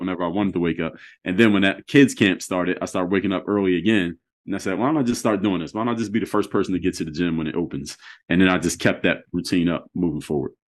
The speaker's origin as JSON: {"language": "English", "town": "Philadelphia", "region": "Pennsylvania", "country": "United States", "moved": "as an adult", "lives_now": "Miami, United States", "said": "I'm in Miami, Florida now. So, I'm from Philadelphia"}